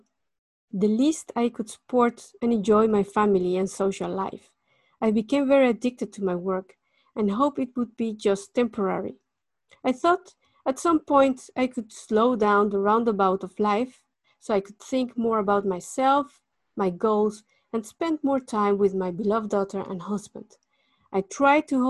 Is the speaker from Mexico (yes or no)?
yes; Mexico City, Mexico; moved away as an adult; now in Netherlands; I was born in Mexico City in 1973